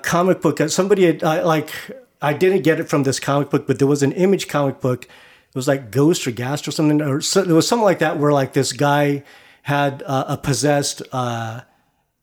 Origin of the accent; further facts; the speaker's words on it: California, United States; moved away; I just kind of wanted to, you know, go back to kind of my hometown